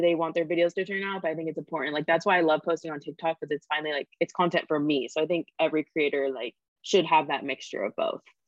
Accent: Sacramento, California, United States; moved away as an adult; now in Los Angeles, United States; I grew up in Sacramento. So I just moved

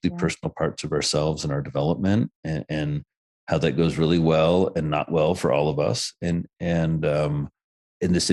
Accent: rural Indiana, United States; moved away as an adult; now in New York, United States; I was born and raised in Indiana

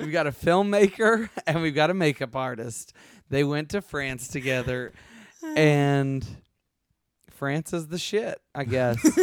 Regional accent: the South, United States; I'm from the South

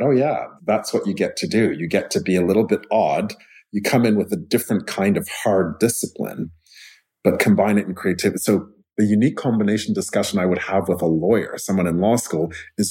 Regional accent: Montreal, Quebec, Canada; I grew up in Montreal

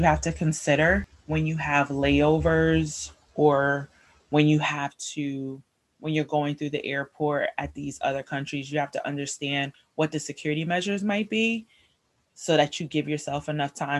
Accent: United States; we as Americans

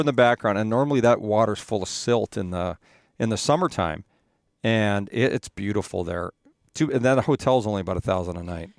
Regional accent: Edmonton, Alberta, Canada; moved away; I grew up in Edmonton

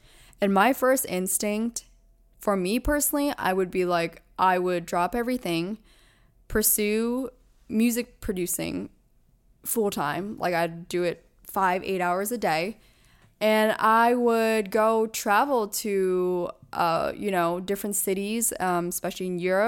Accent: East Coast, United States; I grew up on the East Coast, so I visited New York many times, but it's a whole different level when you're living here.

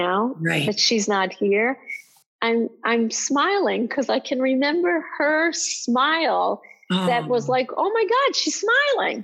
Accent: Israel; I grew up in Israel

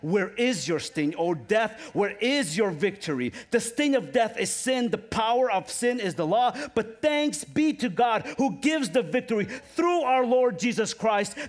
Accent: Ukraine; moved away; I come from Ukraine

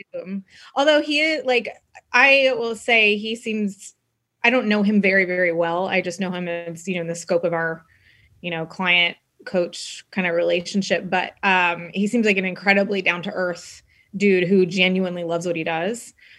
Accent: Texas, United States; I grew up in Texas, I grew up in the South

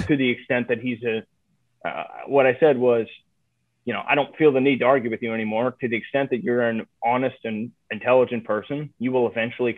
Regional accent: Ohio, United States; moved away; also born or lived in Chicago; I'm from Ohio. I'm from the swing state. I knew what the people back there were saying.

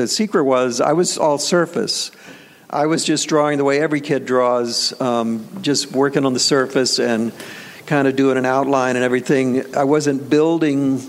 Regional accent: Tampa, Florida, United States; moved away as an adult; also born or lived in New York; I'm from Tampa, Florida. I moved up to New York because at the time, in 1974, you had to be in Manhattan to work in the business

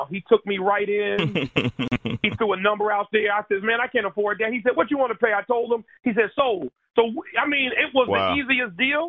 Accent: Paterson, New Jersey, United States; now in Camden, United States; I'm from Paterson, New Jersey, one of the most dangerous cities in America

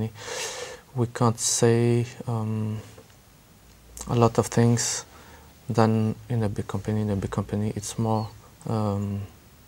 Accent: near Paris, Île-de-France, France; English is a second language; I'm from France, near Paris

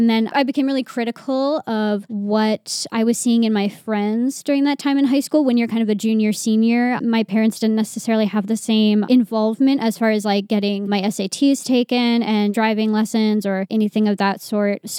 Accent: Poughkeepsie, New York, United States; I was born and raised in Poughkeepsie, New York

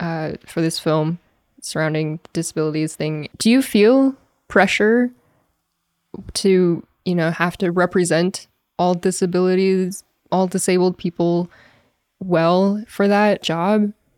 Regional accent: Alberta, Canada

